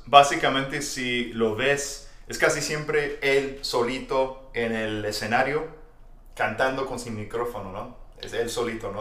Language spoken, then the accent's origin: Spanish; Texas, United States; soy de Texas